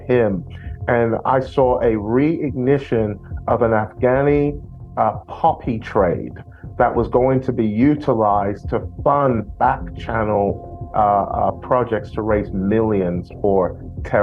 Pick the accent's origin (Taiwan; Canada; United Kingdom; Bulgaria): United Kingdom; London; I'm from London